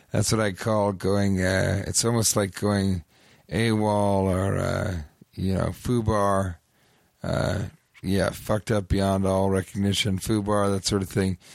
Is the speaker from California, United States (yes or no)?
yes; Bay Area, California, United States; moved away; Yeah, well, I'm from the Bay Area originally.